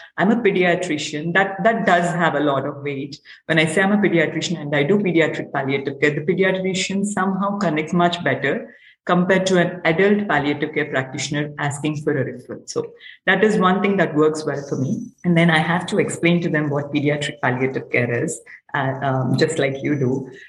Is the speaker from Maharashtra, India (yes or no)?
no; Hyderabad, Telangana, India; I'm from Hyderabad, India, which is in the southern part of India.